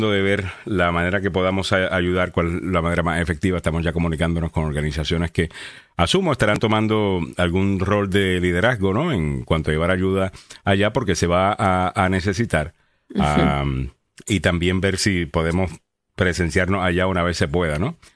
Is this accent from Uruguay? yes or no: no; Salinas, Puerto Rico; Salinas, que queda en el, sur de Puerto Rico, eh, que es de donde soy eh, yo